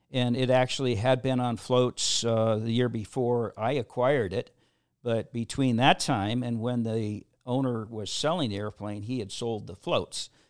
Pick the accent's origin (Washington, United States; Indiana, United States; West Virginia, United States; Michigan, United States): Washington, United States; Seattle; I grew up in the Seattle area